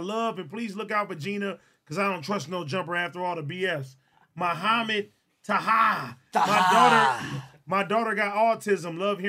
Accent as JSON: {"language": "English", "town": "Yonkers", "region": "New York", "country": "United States", "said": "I'm from Yonkers, NY, slum town to be exact."}